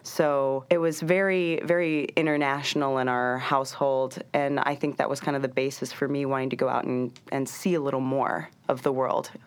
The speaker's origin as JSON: {"language": "English", "town": "Cincinnati", "region": "Ohio", "country": "United States", "tie": "born or raised there", "also_born_or_lived": "Vermont / Nanjing, China / Shanghai, China", "moved": "as an adult", "lives_now": "New York, United States", "said": "Growing up in Ohio, um, it's a little more homogeneous"}